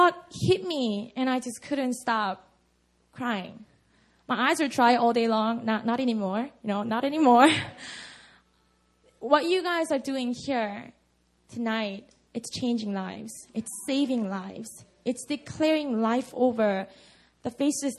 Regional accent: Busan, South Korea; English is a second language; now in Seoul, South Korea; my hometown, Busan

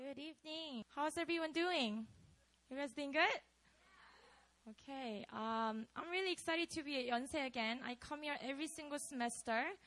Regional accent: Busan, South Korea; moved away; I grew up in Korea. So I lived in a city called Busan.

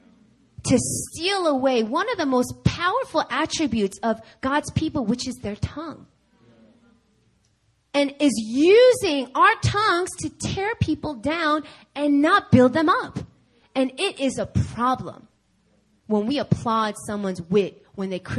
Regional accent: New York, United States; moved away; I'm from New York

